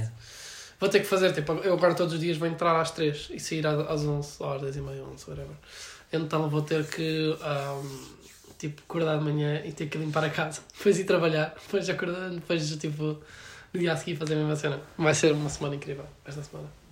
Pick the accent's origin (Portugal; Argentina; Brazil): Portugal; Alenquer, Lisbon; moved away; tenho vinte e um anos e venho de Alenquer